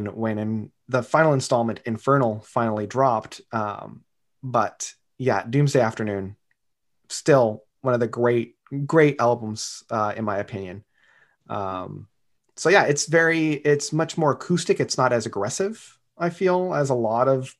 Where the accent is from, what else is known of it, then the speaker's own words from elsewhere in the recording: Canada; growing up in Canada and having French be that second language